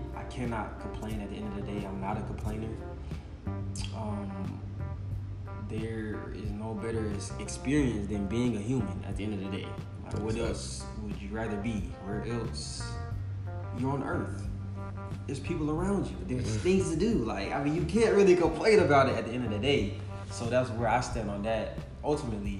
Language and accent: English; Decatur, Georgia, United States; I am from Decatur, Georgia